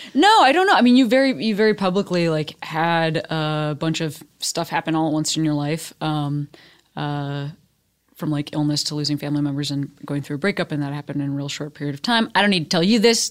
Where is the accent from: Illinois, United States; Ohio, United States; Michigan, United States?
Illinois, United States; Chicago; moved away as an adult; now in Los Angeles, United States; my hometown as the third largest city